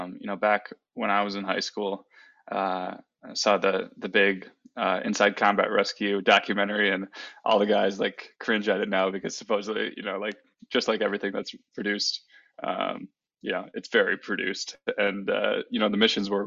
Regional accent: Wisconsin, United States; moved away; I am originally from Wisconsin, a small town in Wisconsin, born and raised

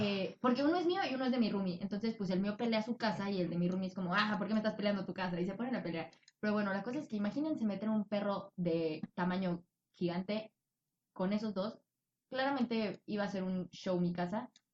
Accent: Tabasco, Mexico; moved away; also born or lived in Mexico City / Michoacán; Nacida en el Distrito Federal, criada en Tabasco con raíces de Michoacán

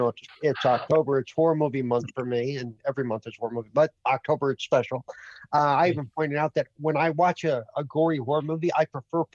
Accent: California, United States; I grew up in California

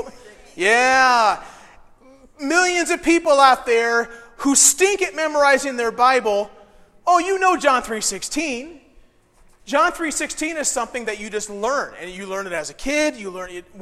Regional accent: Decatur, Illinois, United States; moved away; I'm from Decatur. We gave the world the Chicago Bears.

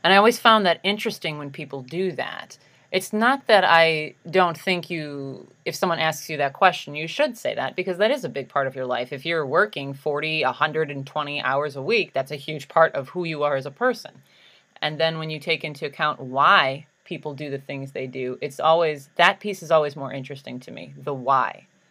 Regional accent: Chicago, Illinois, United States; I'm from Chicago

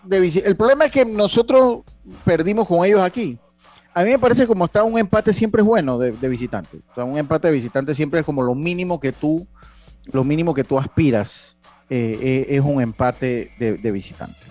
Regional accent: Las Tablas, Los Santos, Panama; Yo soy de la ciudad de las tablas. Tengo mi familia, tengo mi casa allá.

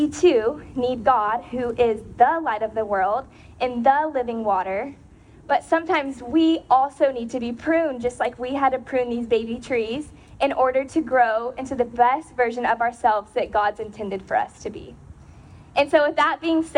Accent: Porterville, California, United States; we grew up in Central California, a little town called Porterville

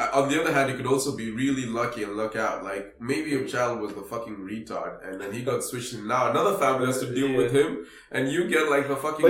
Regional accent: Nairobi, Kenya; I grew up in Kibera.

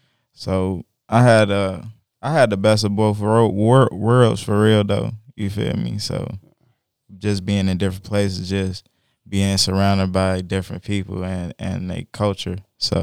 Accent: Rockford, Illinois, United States; also born or lived in Chicago; Well, I was born in Inglewood, but I grew up in a good portion of my life. I grew up in Rockford, Illinois, too.

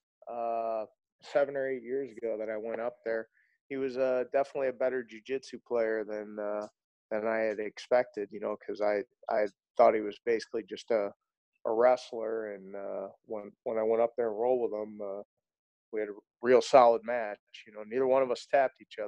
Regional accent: St. Louis, Missouri, United States; I grew up in South County, born and raised in St. Louis.

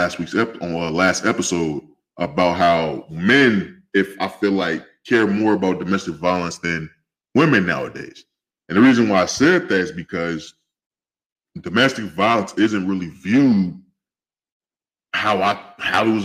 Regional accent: West Coast, United States; I'm from the West Coast

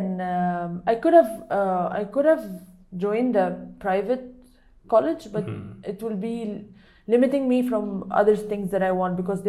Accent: Cairo, Cairo Governorate, Egypt; moved away as an adult; also born or lived in Kerala, India; now in India; I'm from Egypt. I came to India in 2017 when I was doing my internship with ISIC as a teacher, English teacher.

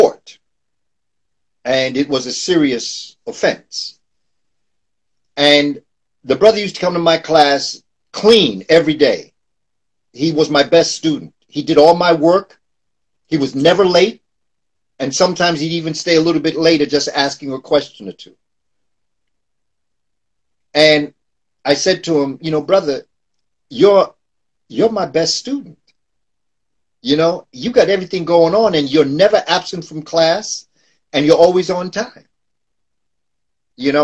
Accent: New York City, New York, United States; born and raised in New York, grew up in the Amsterdam Projects down by Lincoln Center

